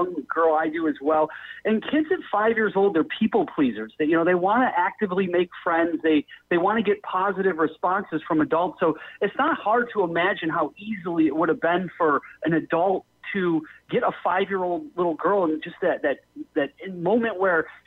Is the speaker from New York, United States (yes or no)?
yes; Syracuse, New York, United States; I grew up in the middle of New York State in Syracuse, and I-90 literally runs past my hometown